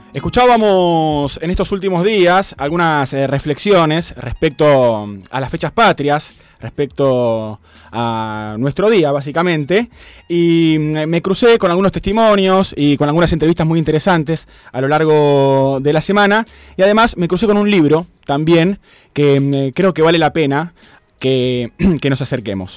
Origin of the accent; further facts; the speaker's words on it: Argentina; en nuestro país